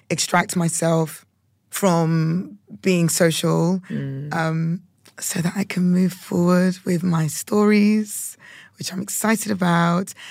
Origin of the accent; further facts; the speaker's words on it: United Kingdom; being a Brit